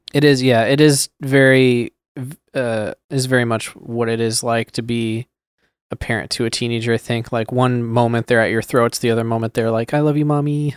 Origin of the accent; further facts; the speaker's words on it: Sacramento, California, United States; we're all from Sacramento